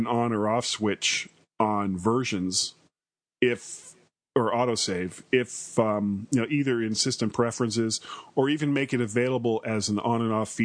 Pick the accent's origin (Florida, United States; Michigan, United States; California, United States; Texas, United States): Florida, United States; I am a blonde from Florida